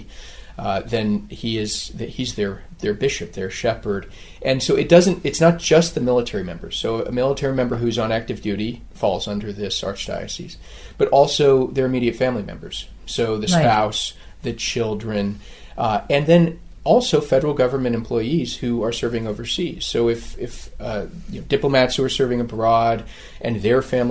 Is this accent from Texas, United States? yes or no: no; Carlsbad, California, United States; also born or lived in Oceanside, California; I'm from San Diego, so I grew up in a town called Carlsbad, California